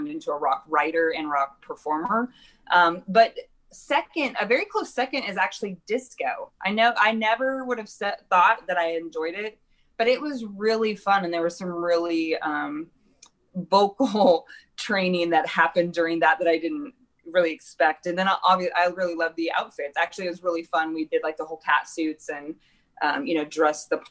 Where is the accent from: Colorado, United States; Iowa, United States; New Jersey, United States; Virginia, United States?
Iowa, United States; Knoxville; also born or lived in Nashville, Tennessee; now in Des Moines, United States; I was born and raised in Knoxville, Iowa